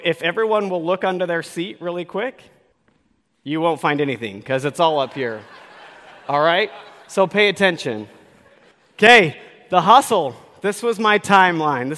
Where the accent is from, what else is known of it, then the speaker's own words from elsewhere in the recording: Utah, United States; I am from Utah